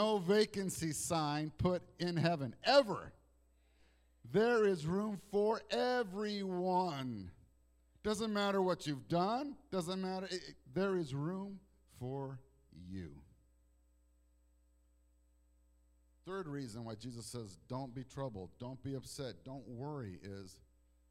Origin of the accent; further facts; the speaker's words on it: Toronto, Ontario, Canada; also born or lived in Mexico; now in United States; I was born in Toronto, Canada